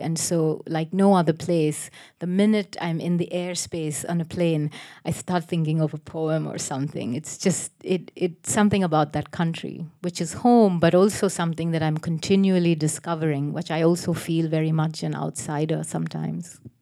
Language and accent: English; Chennai, Tamil Nadu, India; also born or lived in United States; when I was growing up in Madras